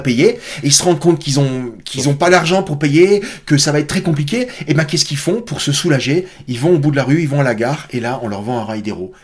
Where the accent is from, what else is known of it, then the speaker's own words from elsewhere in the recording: Alsace, Grand Est, France; je suis Alsacien